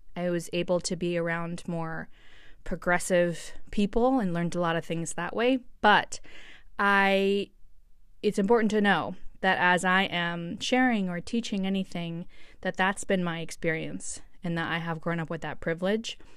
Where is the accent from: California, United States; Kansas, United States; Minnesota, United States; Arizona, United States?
California, United States; San Francisco; moved away as an adult; also born or lived in Los Angeles / New York City; I was born and raised in San Francisco